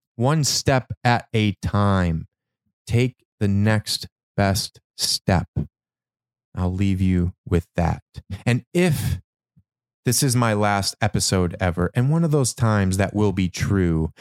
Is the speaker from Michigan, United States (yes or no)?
yes; Michigan, United States; what I grew up witnessing in Michigan